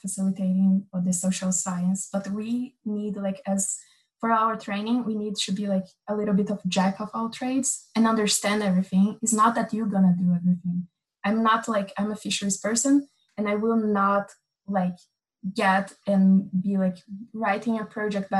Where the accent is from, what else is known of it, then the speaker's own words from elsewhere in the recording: Amazon, Brazil; since I was like really young, I grew up like in the Amazon